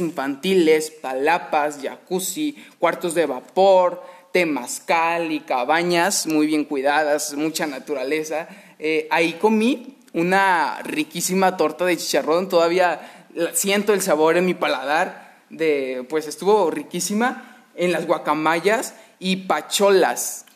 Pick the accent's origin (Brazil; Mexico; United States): Mexico; como mexicanos, ya lo llevamos en la sangre